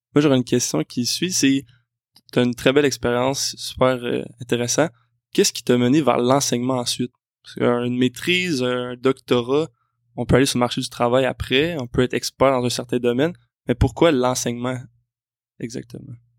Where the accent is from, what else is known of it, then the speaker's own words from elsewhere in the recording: South Shore of Montreal, Quebec, Canada; Je suis quelqu'un qui vient de la rive sud de Montréal, donc euh, c'est mon coin de pays